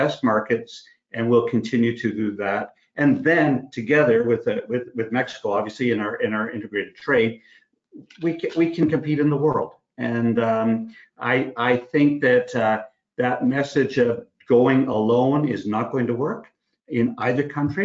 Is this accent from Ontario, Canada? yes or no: yes; Sault Ste. Marie, Ontario, Canada; now in Toronto, Canada; I live in Midtown Toronto, but I grew up in Sault Ste. Marie